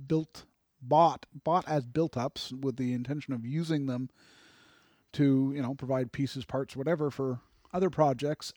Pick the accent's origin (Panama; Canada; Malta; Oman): Canada; as a Canadian